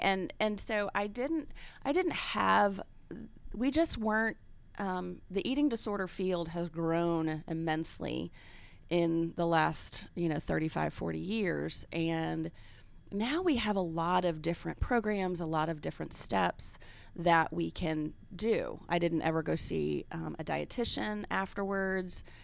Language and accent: English; Kansas City, Missouri, United States; moved away as an adult; also born or lived in Memphis, Tennessee / Washington; now in Atlanta, United States; my origin is really Memphis, Mid-South, and then I grew up in Kansas City from second through twelfth grade.